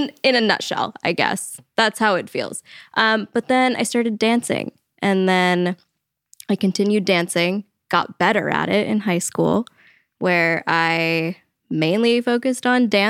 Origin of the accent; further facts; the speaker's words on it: Modesto, California, United States; I was born and raised in Modesto, California.